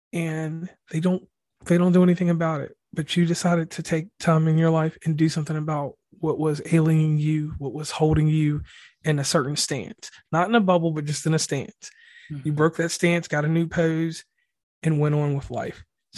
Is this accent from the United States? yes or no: yes; West Virginia, United States; So once again … from West Virginia and Commonplace.